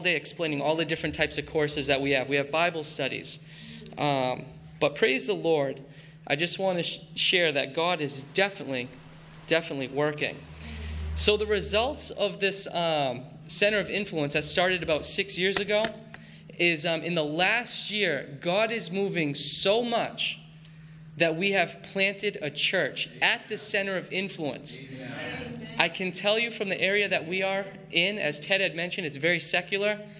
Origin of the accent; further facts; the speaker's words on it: Maine, United States; growing up in Maine